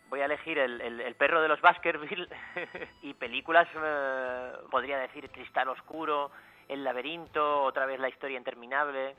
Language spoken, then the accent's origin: Spanish; Luarca, Asturias, Spain; en mi pueblo donde nací, en Luarca